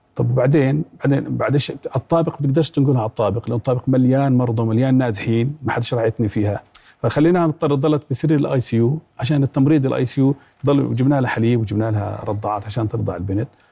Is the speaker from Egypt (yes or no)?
no; Jordan; احنا كاطباء اردنيين